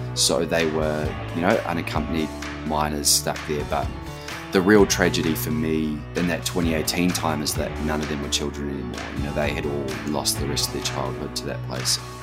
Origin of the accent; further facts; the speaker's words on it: Auckland, New Zealand; moved away as an adult; now in Western Australia, Australia; since growing up in West Auckland.